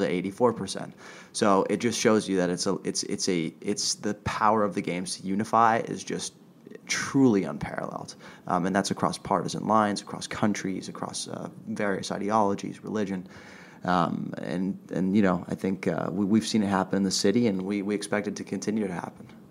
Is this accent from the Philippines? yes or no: no; Switzerland; moved away as an adult; now in Los Angeles, United States; growing up in Switzerland